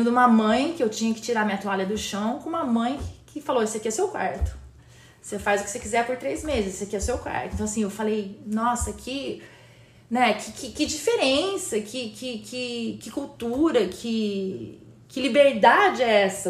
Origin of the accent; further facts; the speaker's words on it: Campinas, São Paulo, Brazil; moved away as an adult; also born or lived in Recife / Jaboatão dos Guararapes / Fortaleza; now in United States; Nascida e criada em Campinas, uh, interior de São Paulo